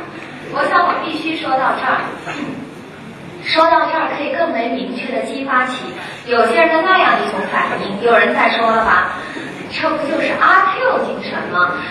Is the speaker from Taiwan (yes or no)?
no; China; 我们中国人有句俗话说。人生不如意，十常八九